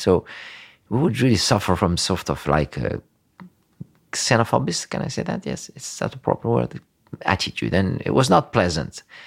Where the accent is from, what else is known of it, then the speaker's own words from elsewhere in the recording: Tunisia; moved away as an adult; also born or lived in Florence, Italy; now in Tuscany, Italy; I grew up there in Tunisia, uh, until I was eighteen